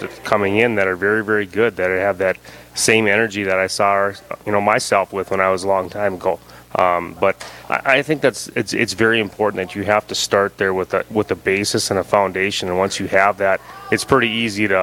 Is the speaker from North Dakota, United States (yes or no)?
yes; Dickinson, North Dakota, United States; I grew up in Dickinson. I am a Trinity grad